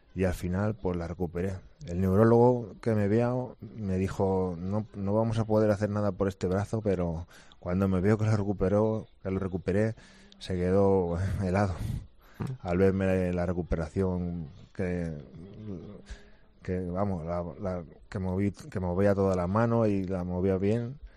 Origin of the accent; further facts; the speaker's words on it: Villasequilla, Castilla-La Mancha, Spain; yo estoy viviendo ahora aquí en mi pueblo